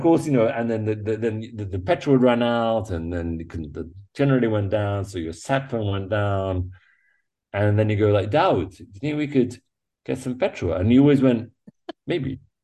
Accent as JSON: {"language": "English", "region": "England", "country": "United Kingdom", "tie": "born or raised there", "moved": "as an adult", "said": "growing up in England, growing up on an island"}